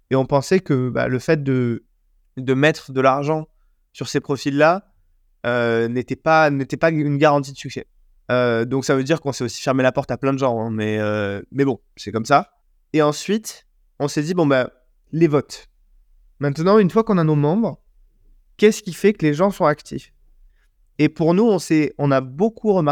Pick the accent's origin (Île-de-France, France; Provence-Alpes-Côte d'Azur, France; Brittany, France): Provence-Alpes-Côte d'Azur, France; Marseille; Moi, je suis Marseillais, j'achète un maillot de l'OM.